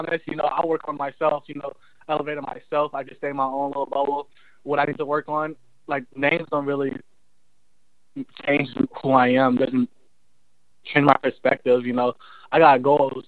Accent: California, United States; moved away as an adult; now in North Carolina, United States; I'm away from California all the time, so I get to go home twice a month

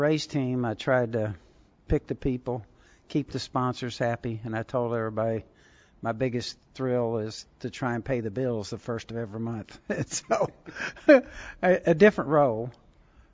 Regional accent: Southern California, United States; I had hot rods and stuff when I was a teenager growing up in Southern California

